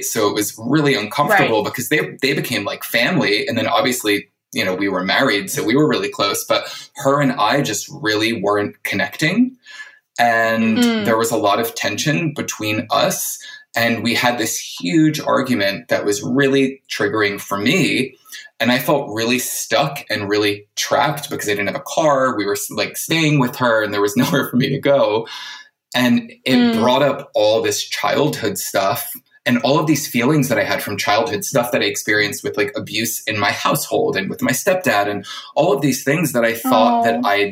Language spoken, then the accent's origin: English; New Jersey, United States; also born or lived in New York / California; now in Los Angeles, United States; I was in New York for kind of 17 years because I grew up in New Jersey